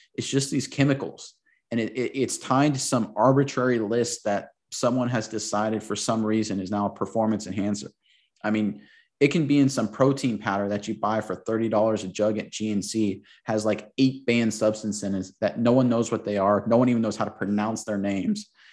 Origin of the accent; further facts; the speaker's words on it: Florida, United States; I grew up in Florida